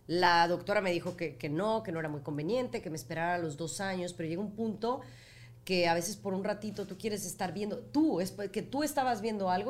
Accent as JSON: {"language": "Spanish", "country": "Mexico", "moved": "yes", "said": "yo soy mexicana."}